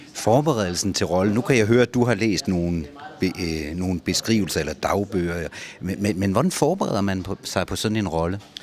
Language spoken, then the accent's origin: Danish; Ribe, Southern Denmark, Denmark; jeg kommer jo fra Ribe